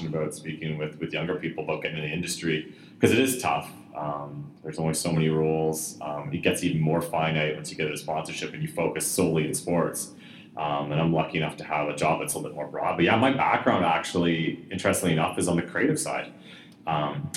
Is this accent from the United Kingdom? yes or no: no; Almonte, Ontario, Canada; moved away; I grew up in the Ottawa Valley